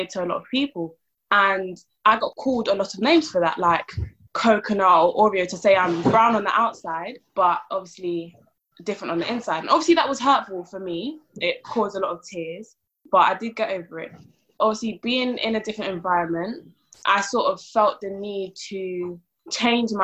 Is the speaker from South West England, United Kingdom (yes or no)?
no; London, United Kingdom; I was born and raised in South London